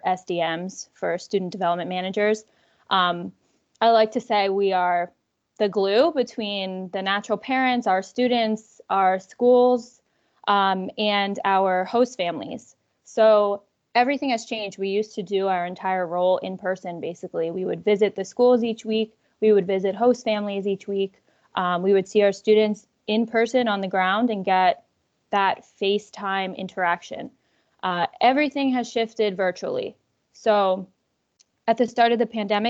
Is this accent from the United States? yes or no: yes; Central New Jersey, United States; moved away as an adult; also born or lived in Spain; now in Philadelphia, United States; I'm from Central New Jersey